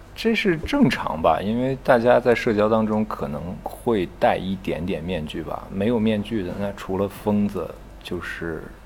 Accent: China; 我们都是中国人

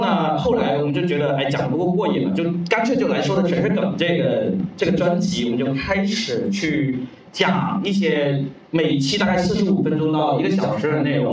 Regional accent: Guangdong, China; Chinese is a second language; 我说广东人，呃，我的普通话当时真的是非常地差了

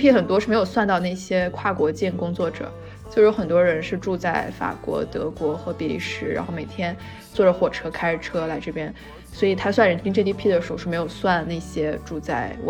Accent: Shandong, China; moved away as an adult; also born or lived in Chengdu; 因为我自己是来自山东的，

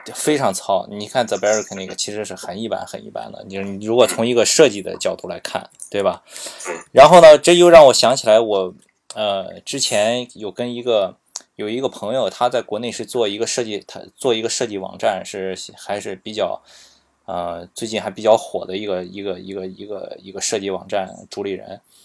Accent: Qingdao, Shandong, China; 因为我是青岛的嘛

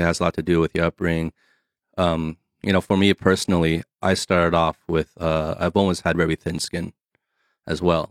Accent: New Jersey, United States; moved away; also born or lived in California; me growing up on the East Coast in New Jersey

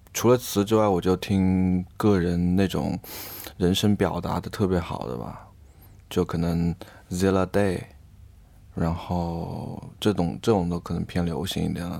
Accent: Changsha, Hunan, China; 我们都是湖南的，我和贝斯吧，应该我们都是长沙人

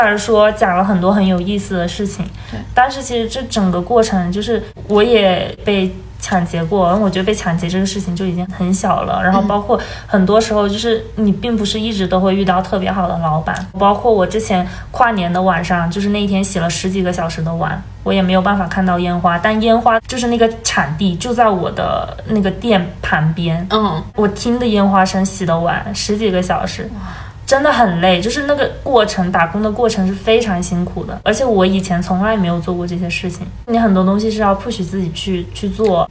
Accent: China; 那个宿舍只有我一个中国人

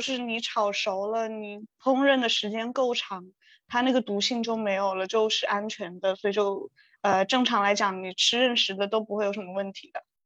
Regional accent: Yunnan, China; moved away; 我是云南人嘛

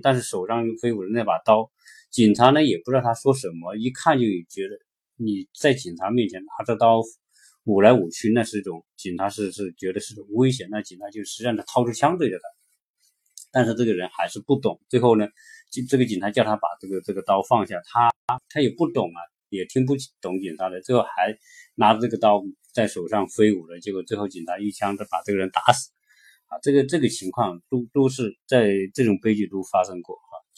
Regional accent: China; now in United States; 我们中国人来到这边的时候

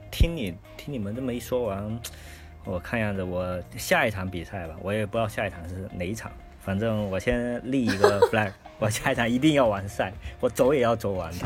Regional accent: Fujian, China; now in northern China; 我是一个福建人

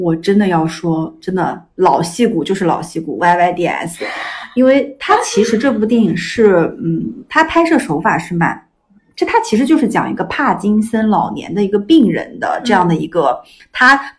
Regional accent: Iran; 我在伊朗长大，

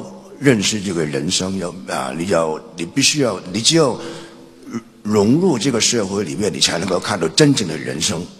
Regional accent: Guangzhou, Guangdong, China; born there; 那么的我其实我是在广州出生，所以也可以算是半个广州人。

